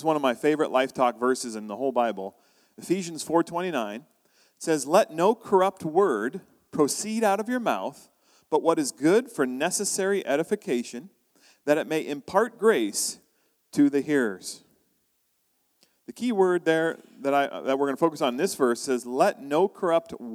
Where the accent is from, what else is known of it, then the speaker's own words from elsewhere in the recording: United States; moved away as an adult; now in Canada; I'm from the U.S., I'm American